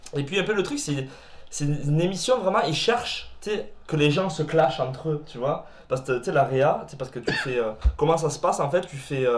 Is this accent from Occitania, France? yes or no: yes; Perpignan, Occitania, France; moved away as an adult; now in Quebec, Canada; je viens de Perpignan. C'est euh, dans le sud de la France, c'est à la frontière de l'Espagne